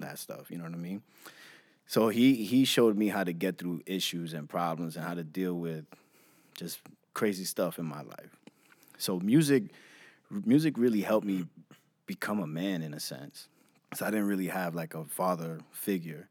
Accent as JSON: {"language": "English", "town": "New York City", "region": "New York", "country": "United States", "tie": "born or raised there", "also_born_or_lived": "Brentwood, Long Island, New York", "said": "So I'm from Jamaica, Queens, New York. Um, grew up a lot there"}